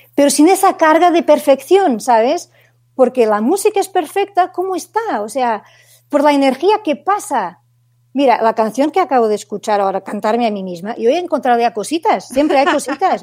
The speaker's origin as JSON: {"language": "Spanish", "country": "Portugal", "second_language": "Spanish", "moved": "as an adult", "lives_now": "Barcelona, Spain", "said": "yo soy una portuguesa en Barcelona, que llevo ya casi ocho años aquí"}